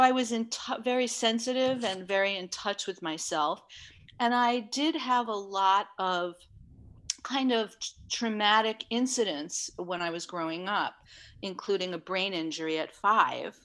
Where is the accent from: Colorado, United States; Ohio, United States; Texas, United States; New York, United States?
New York, United States; New York City; I grew up in Manhattan in New York City